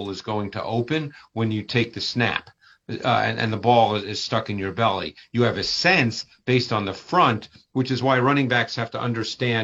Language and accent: English; Northeast, United States; moved away; I grew up in the Northeast